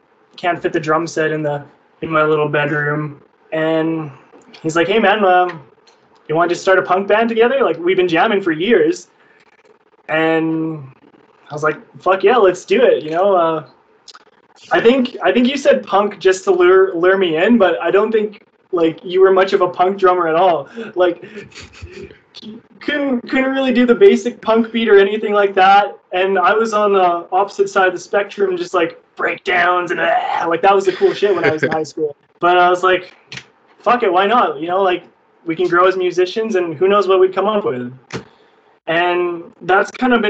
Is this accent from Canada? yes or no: yes; Canada; I was born in Canada